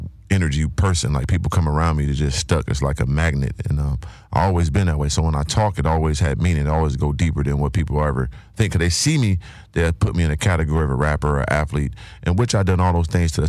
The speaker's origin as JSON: {"language": "English", "town": "San Diego", "region": "California", "country": "United States", "tie": "born or raised there", "also_born_or_lived": "Carbondale, Illinois", "said": "I'm from Southeast San Diego, also grew up in Carbondale, Illinois, a small town in Illinois."}